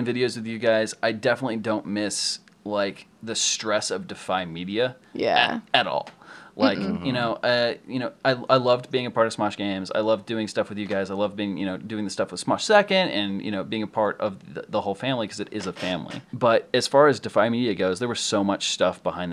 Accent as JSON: {"language": "English", "region": "Ohio", "country": "United States", "moved": "yes", "said": "I went back to Ohio to visit for Thanksgiving"}